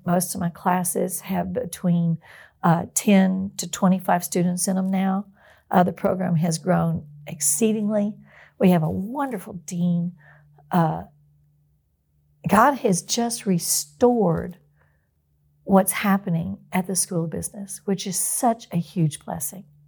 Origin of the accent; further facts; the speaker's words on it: outside of Houston, Texas, United States; also born or lived in Longview, Texas; I grew up outside of Houston.